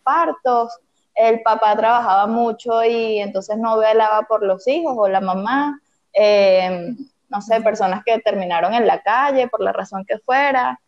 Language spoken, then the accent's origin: Spanish; Venezuela; soy venezolana, estoy en Caracas, Venezuela